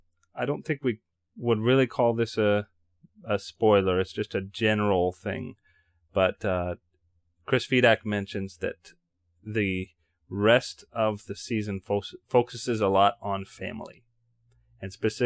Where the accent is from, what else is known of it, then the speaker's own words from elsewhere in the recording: Canada; I'm Canadian